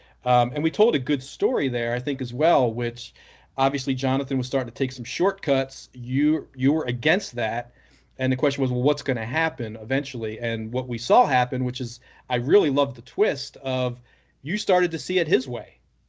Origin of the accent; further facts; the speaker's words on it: Baltimore, Maryland, United States; So I grew up, having grown up in Baltimore.